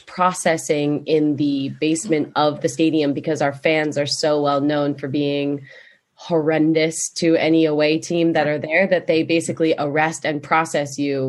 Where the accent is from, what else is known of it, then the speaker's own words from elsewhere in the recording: Philadelphia, Pennsylvania, United States; because I'm from Philadelphia